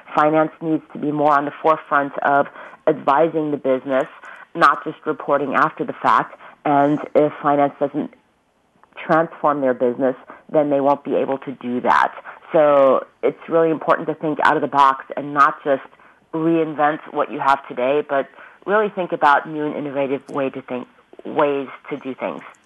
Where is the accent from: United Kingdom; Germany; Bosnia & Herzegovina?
Germany; Ulm, Baden-Württemberg; now in Mountain View, United States; Einstein is from my hometown